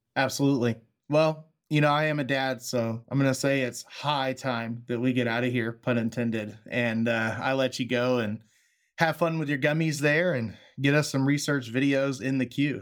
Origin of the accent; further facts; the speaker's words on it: Texas, United States; moved away; my home state of Texas